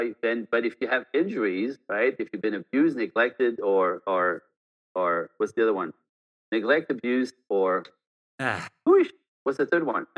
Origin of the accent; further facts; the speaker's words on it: Montreal, Quebec, Canada; born there; first language French; English is a second language; I'm born French Canadian, so I speak French. That's not my freaking fault, right?